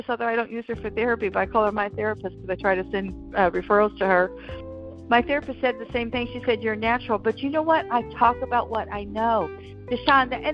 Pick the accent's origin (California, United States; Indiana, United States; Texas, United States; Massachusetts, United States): Texas, United States; I was raised in Texas